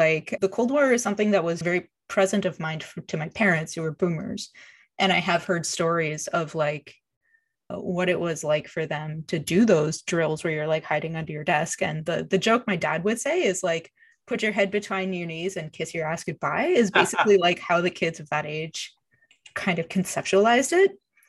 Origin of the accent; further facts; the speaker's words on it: Quebec, Canada; Cause I grew up in Quebec